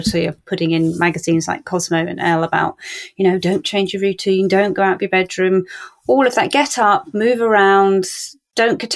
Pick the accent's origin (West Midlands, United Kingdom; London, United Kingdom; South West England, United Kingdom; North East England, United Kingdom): South West England, United Kingdom; Cornwall; I'm from Cornwall.